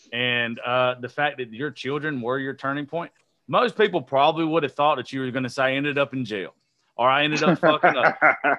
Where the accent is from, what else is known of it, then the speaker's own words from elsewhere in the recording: Georgia, United States; I'm from Georgia, bro.